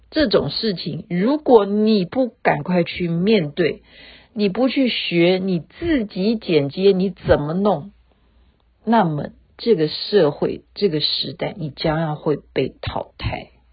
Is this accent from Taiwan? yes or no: yes; Taiwan; 我们台湾人